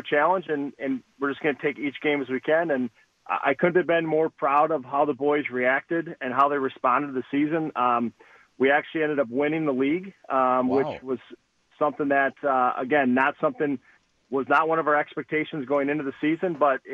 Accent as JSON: {"language": "English", "town": "Green Bay", "region": "Wisconsin", "country": "United States", "tie": "born or raised there", "moved": "as an adult", "lives_now": "Muskego, United States", "said": "I am from Green Bay, the Green Bay area. I went to Ashwaubenon High School."}